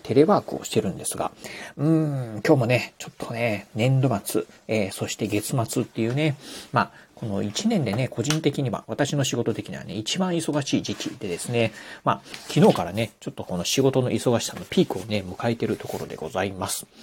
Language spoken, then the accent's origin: Japanese; Okayama, Japan; 地元岡山